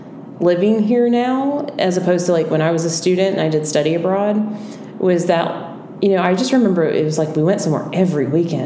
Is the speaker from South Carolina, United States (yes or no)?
yes; South Carolina, United States; I grew up in South Carolina summers.